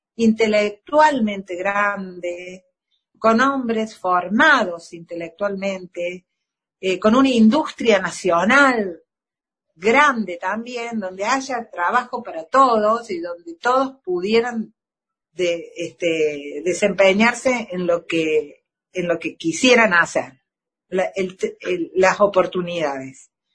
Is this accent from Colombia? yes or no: no; Argentina; como ciudadanos de la patria, de todos como argentinos